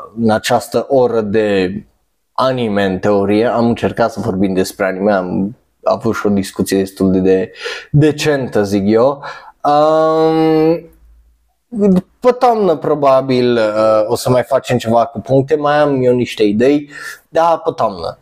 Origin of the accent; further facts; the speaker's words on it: Romania; noi ca români